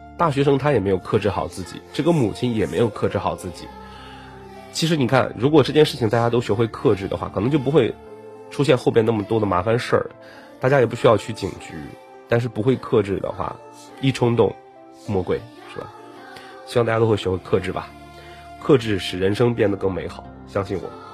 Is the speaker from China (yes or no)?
yes; Dalian, Liaoning, China; 我的家乡大连